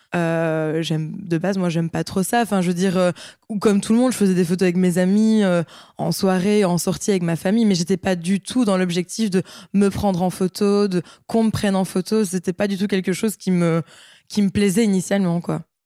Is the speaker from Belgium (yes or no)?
yes; Liège, Wallonia, Belgium; j'ai 25 ans, je suis de Liège